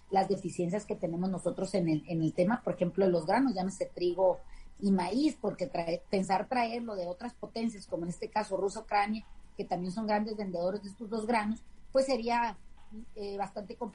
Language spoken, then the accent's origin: Spanish; Mexico; nosotros como mexicanos